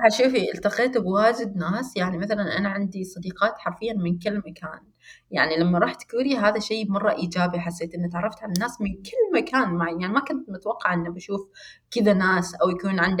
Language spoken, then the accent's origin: Arabic; Rustaq, South Al Batinah, Oman; لان انا مش مش من مسقط يعني كذا لهجتي مش مسقط مسقط لا أنا من من منطقة اسمها الرستاق ونحن هناك لهجتنا آه، شوية مختلفة